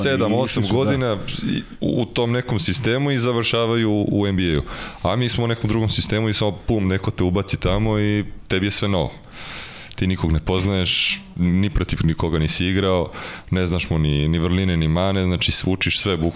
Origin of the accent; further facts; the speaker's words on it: Serbia; moved away as an adult; also born or lived in Seattle, United States; ja kao Srbin koji je jeo hleb i sa supom i sa pastom i sa krompirom